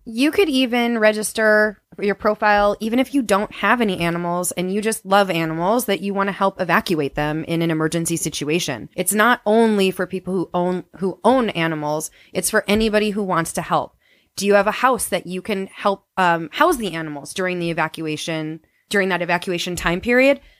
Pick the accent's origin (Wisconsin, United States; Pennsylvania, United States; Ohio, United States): Wisconsin, United States; moved away as an adult; I grew up in Wisconsin